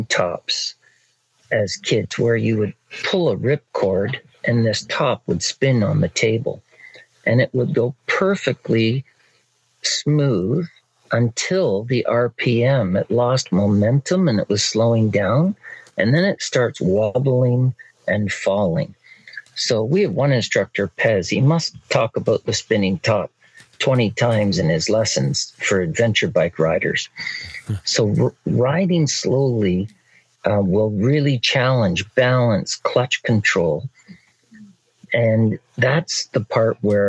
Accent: Barrie, Ontario, Canada

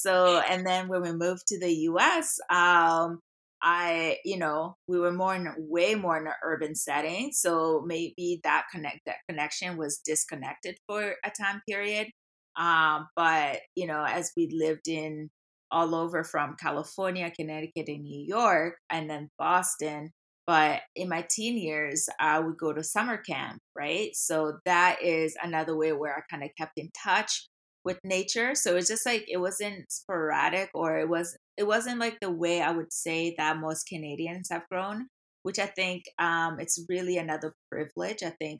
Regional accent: DR Congo; Like growing up in the Congo, there's like always that access to nature.

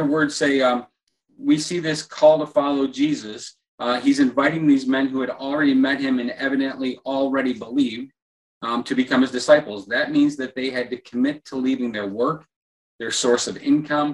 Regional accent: Midwest, United States; I was an American and grew up in the Midwest

